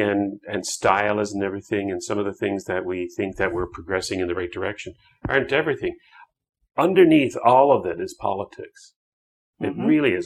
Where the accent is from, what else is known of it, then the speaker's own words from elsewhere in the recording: Canada; I, as a Canadian